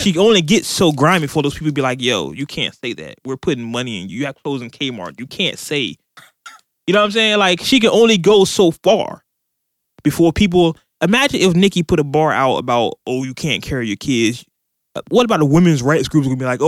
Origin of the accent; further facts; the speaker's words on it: California, United States; I'm from California